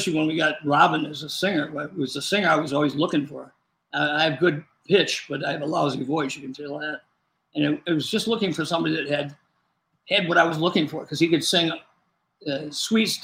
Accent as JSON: {"language": "English", "town": "Rockford", "region": "Illinois", "country": "United States", "tie": "born or raised there", "also_born_or_lived": "Chicago area, Illinois", "said": "we moved from the Chicago area to Rockford because my dad bought a music store"}